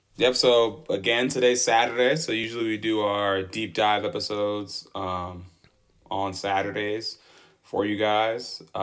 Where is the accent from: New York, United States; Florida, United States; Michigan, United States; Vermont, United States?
Michigan, United States; Oh my gosh, we're from Michigan.